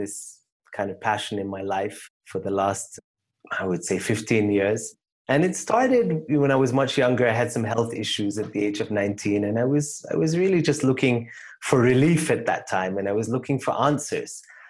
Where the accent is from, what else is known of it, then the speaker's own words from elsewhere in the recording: United Kingdom; also born or lived in Canada; I grew up in the UK and Canada, and then I came initially to Rwanda, actually, to work with a nonprofit that my grandfather had started